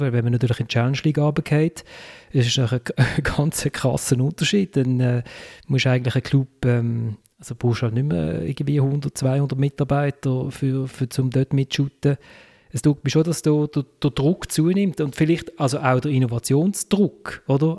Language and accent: German; Basel, Basel-Stadt, Switzerland; ich als Basler